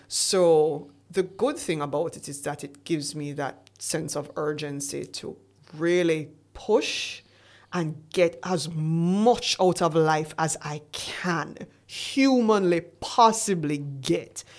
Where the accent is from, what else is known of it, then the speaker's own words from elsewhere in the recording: Jamaica; we're Jamaican